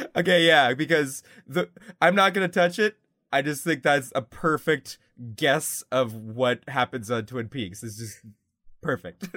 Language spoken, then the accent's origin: English; Canada; we're Canadian